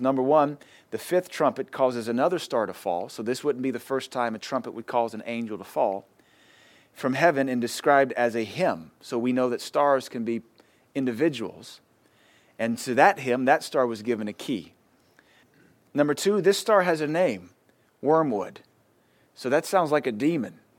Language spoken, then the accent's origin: English; United States; us as Americans